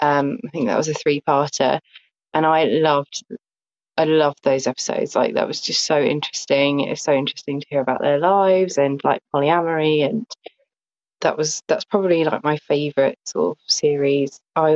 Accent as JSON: {"language": "English", "town": "Southampton", "region": "South East England", "country": "United Kingdom", "said": "from Southampton in England."}